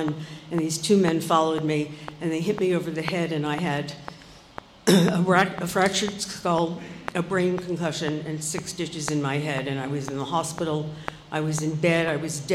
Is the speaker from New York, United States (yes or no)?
yes; New York City, New York, United States; also born or lived in Brooklyn / Forest Hills, Queens; We moved from Brooklyn to Forest Hills